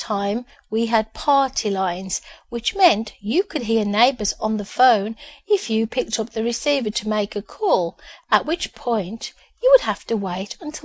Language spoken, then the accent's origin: English; Birmingham, West Midlands, United Kingdom; born in Birmingham, the UK, to parents who worked very hard and had moved to a new housing estate just after I was born